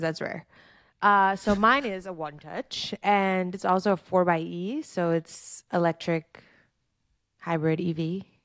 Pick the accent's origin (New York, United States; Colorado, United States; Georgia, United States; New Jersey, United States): New York, United States; New York City; moved away; I'm from Flatbush in Brooklyn and live like less than ten minutes from the park